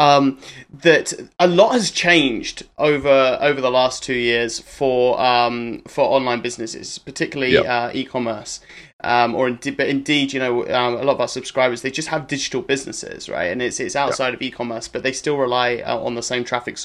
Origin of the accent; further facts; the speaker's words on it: United Kingdom; as a Brit, I pronounce the T as well